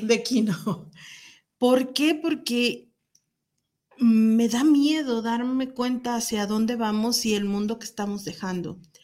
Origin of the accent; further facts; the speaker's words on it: Guadalajara, Jalisco, Mexico; nosotros que somos de Guadalajara